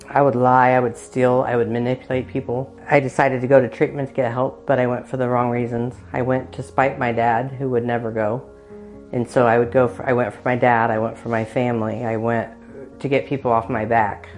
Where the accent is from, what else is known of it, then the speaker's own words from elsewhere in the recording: Muncie, Indiana, United States; I was born and raised in Muncie